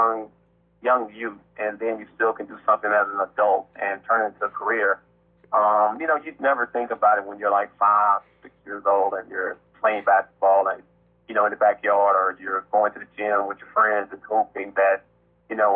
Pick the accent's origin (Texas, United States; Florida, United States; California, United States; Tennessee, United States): Tennessee, United States; my life story growing up around the Tennessee